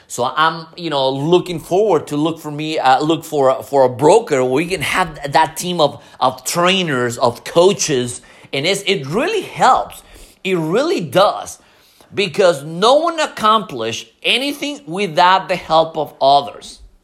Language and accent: English; Mexico City, Mexico; English is a second language; moved away; I'm you know from Mexico City